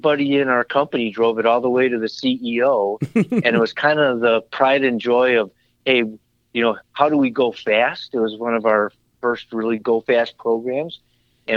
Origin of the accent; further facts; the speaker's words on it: Madison, Wisconsin, United States; also born or lived in Janesville, Wisconsin / Fort Wayne, Indiana; growing up in Madison, Wisconsin